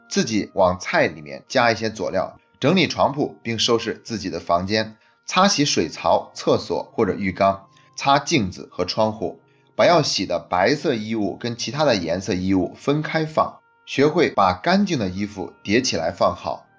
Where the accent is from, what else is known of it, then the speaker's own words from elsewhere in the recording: China; 我们中国人